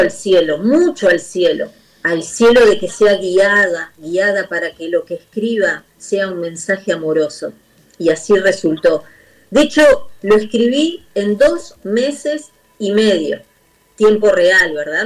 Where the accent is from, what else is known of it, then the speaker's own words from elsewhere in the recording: Argentina; de Argentina